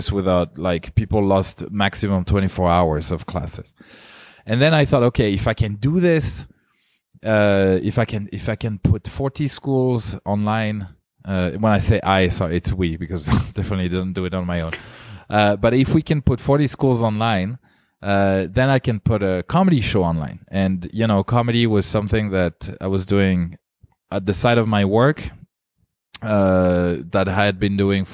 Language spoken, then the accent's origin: English; France; English is a second language; now in Zurich, Switzerland; I am originally from France